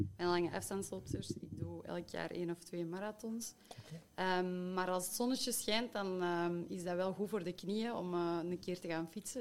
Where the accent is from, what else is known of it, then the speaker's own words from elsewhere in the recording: Schoten, Soersel, Flanders, Belgium; in mijn geboortedorp Soersel Café Fringale.